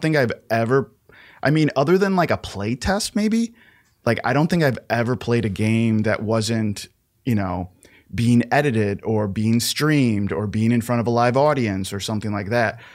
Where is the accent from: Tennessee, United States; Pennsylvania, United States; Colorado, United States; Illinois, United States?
Illinois, United States; Chicago; born and raised in Chicago.